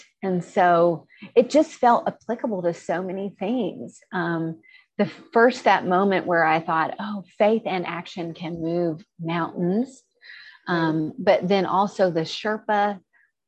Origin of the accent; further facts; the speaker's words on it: the South, United States; I grew up in the South